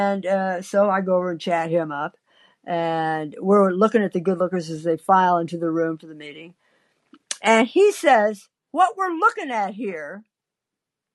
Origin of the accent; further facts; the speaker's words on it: Midwest, United States; I was born in the Midwest, the heart of the country in the sticks in a schoolhouse.